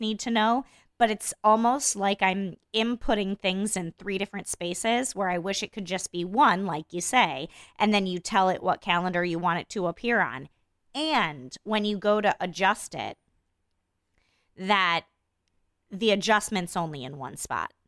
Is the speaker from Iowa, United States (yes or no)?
yes; Iowa, United States; I grew up in Iowa in a different time